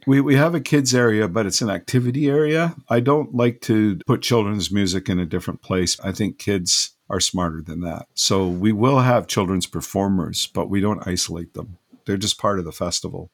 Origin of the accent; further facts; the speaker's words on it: West Coast, British Columbia, Canada; I'm from the West Coast here